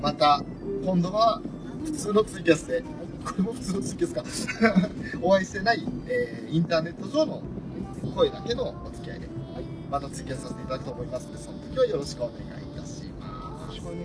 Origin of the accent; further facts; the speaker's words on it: Hokkaido, Japan; accent: Hokkaido accent; 北海道訛りというかむしろ個人的な訛り